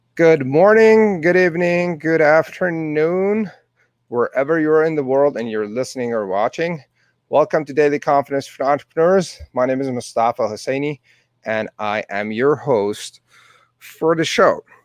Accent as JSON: {"language": "English", "town": "Tehran", "region": "Tehran Province", "country": "Iran", "tie": "born or raised there", "second_language": "English", "moved": "as an adult", "lives_now": "Calgary, Canada", "said": "Born and raised in Tehran, Iran"}